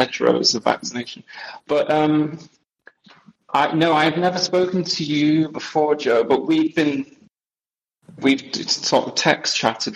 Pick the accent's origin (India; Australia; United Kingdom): United Kingdom; Wales; moved away as an adult; now in Belgium; My mom is Welsh, and I'm Welsh. But I haven't lived in the... I left the UK in 2005